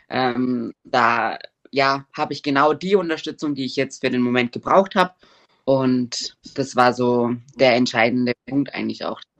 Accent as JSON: {"language": "German", "country": "Germany", "lives_now": "Switzerland", "said": "Ich komme aus Deutschland, wohne aber seit drei Jahren in der Schweiz."}